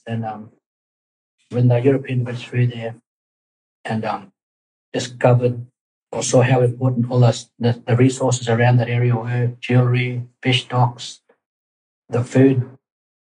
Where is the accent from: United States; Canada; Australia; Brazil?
Australia; Torres Strait, Queensland; growing up in the Torres Straits